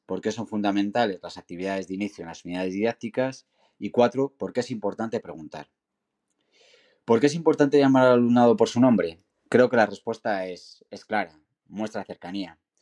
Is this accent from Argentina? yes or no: no; Segovia, Castile and León, Spain; now in Zaragoza, Spain; trabajo en el departamento de orientación en un instituto de la ciudad del Ebro y del Cierzo, aunque soy de Segovia.